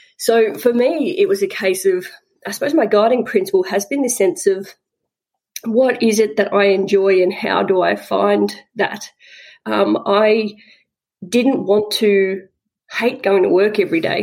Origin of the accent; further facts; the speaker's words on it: Southwest Victoria, Australia; I grew up in Southwest Victoria, little country town